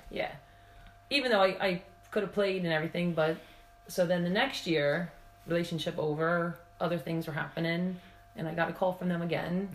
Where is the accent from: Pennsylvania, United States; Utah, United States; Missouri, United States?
Pennsylvania, United States; accent: American; moved away as an adult; now in Wales, United Kingdom; from my accent, you can tell I'm from America.